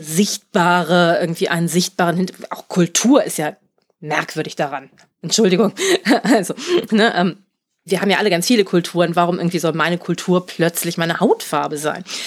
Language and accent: German; Germany; Ich bin Deutscher geboren.